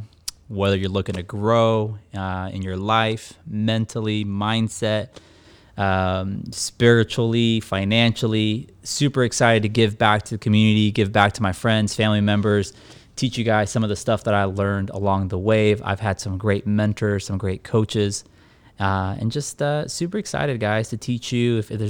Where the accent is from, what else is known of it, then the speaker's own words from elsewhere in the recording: Escondido, California, United States; I'm 32 years old. I live here in the city of sunny San Diego, specifically Escondido. I was raised here in Escondido.